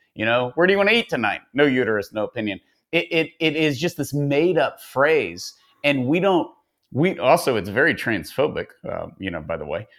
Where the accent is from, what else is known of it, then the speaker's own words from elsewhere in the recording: Tyler, Texas, United States; I'm from Tyler